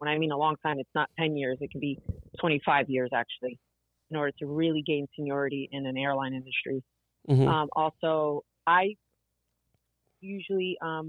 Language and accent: English; Newark, New Jersey, United States; first language Portuguese; English is a second language; I was actually raised in Newark, New Jersey, which many times does not really get a good reputation. I'm sorry. So, but it's actually a very small community called the Ironbound section